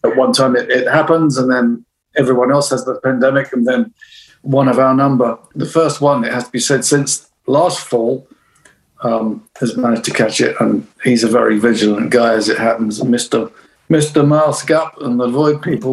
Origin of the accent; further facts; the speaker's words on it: United Kingdom; other than being British